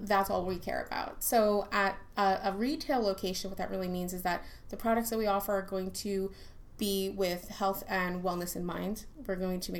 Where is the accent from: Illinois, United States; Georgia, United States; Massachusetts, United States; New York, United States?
New York, United States; New York City; accent: New York; moved away as an adult; now in Orlando, United States; I was born and raised in New York City, and moved out to here